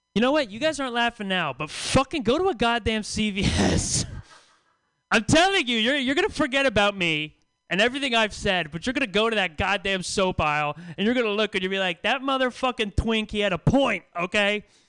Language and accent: English; the Bay Area, California, United States; now in San Francisco, United States; I live in San Francisco now. I've lived here for a couple years. I'm from the Bay, but it's my first time living in San Francisco